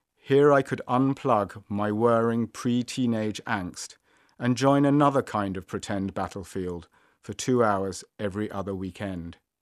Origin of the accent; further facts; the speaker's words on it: London, United Kingdom; Growing up in North London